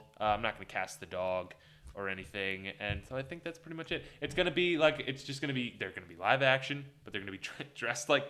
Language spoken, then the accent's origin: English; Virginia, United States; now in Florida, United States; I grew up in Virginia, and so we lived by Busch Gardens